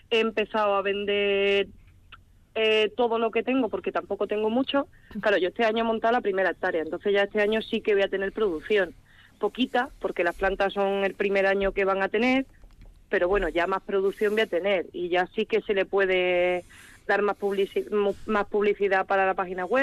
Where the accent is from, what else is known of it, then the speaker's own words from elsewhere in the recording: Cádiz, Andalusia, Spain; now in Quintana, Spain; yo vengo de Cádiz